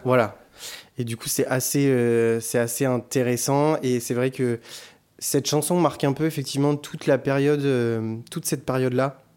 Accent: Bordeaux, Nouvelle-Aquitaine, France; je suis bordelais

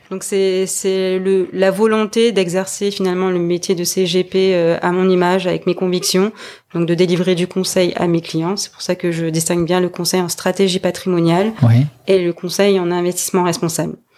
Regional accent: French Polynesia; now in Montpellier, France; je suis originaire de Tahiti

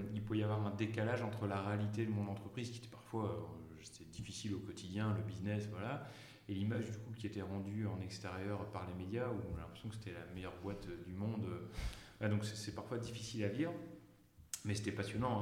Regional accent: Ch'ti, Hauts-de-France, France; also born or lived in Paris; je suis un vrai ch'ti d'origine

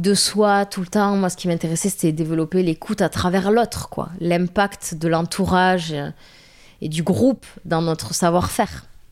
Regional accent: Tarn, Occitania, France; accent: strong Tarn accent; southern accent; moved away; also born or lived in Toulouse / Paris; moi, je suis du Tarn, j'ai un accent très fort du Tarn

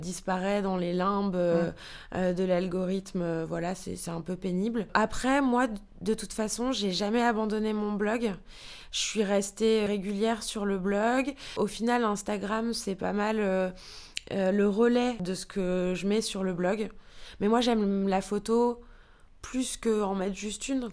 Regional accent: France; moved away as an adult; also born or lived in New York; now in Germany; en tant que Française

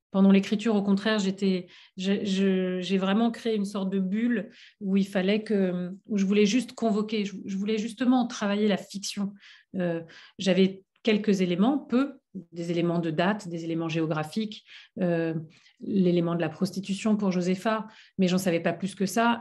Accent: France; j'ai grandi en France

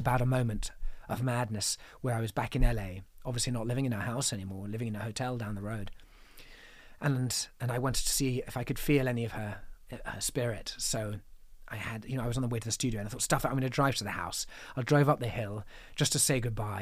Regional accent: England, United Kingdom; I'm an English man who went to a boarding school, sent to boarding school when I was seven

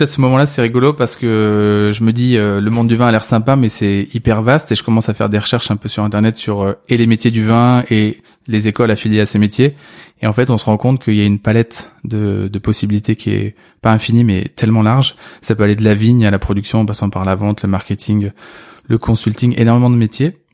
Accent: Senlis, Hauts-de-France, France; né en 85 à Senlis, dans l'Oise, en Picardie

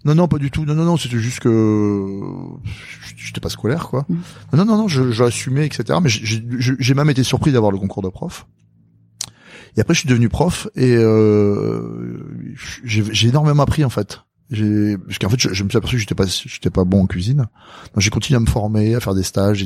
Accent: south-west France, France; born or raised there; also born or lived in Madagascar

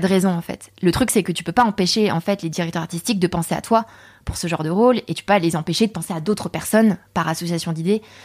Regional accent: Saint-Germain-en-Laye, Île-de-France, France; also born or lived in Paris / Torcy; j'ai grandi à Saint-Germain-en-Laye. Et à Saint-Germain-en-Laye, autour de moi, mais il n'y a pas d'accent asiatique.

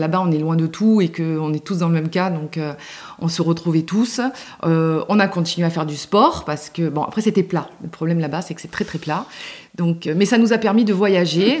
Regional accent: Simiane-Collongue, Provence-Alpes-Côte d'Azur, France; also born or lived in Châteaudun; now in Luberon, France; j'ai grandi bah, près de Marseille, dans un petit village euh, près de Marseille

